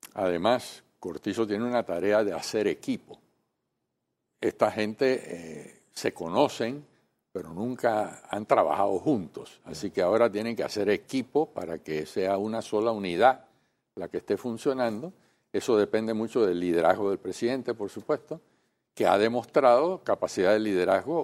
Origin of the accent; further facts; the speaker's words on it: Panama; nosotros como panameños